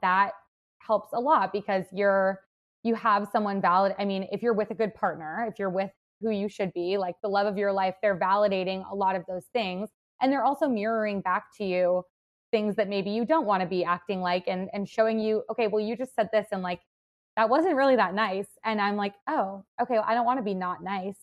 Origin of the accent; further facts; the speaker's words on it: Madison, Wisconsin, United States; now in Chicago, United States; I'm from Wisconsin and not from, like, a super small town, I'm from Madison